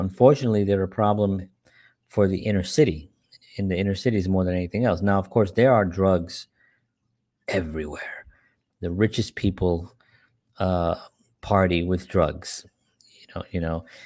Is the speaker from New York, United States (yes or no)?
yes; New York City, New York, United States; growing up in the South Bronx